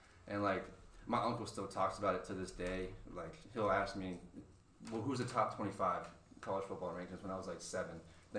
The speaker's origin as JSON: {"language": "English", "region": "Florida", "country": "United States", "tie": "born or raised there", "said": "I'm born and raised here. I'm from Manatee Memorial, you know."}